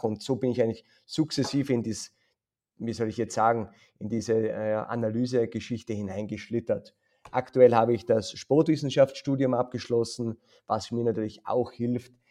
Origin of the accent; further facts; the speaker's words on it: Tyrol, Austria; ich bin aus Tirol, kam dann nach, äh, nach Stationen äh, in, im Amateurfußball zur Akademie, äh, war dann Landesauswahltrainer, Stützpunkttrainer